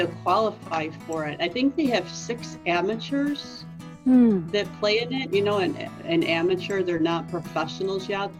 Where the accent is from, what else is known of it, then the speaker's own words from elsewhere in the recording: United States; from the United States.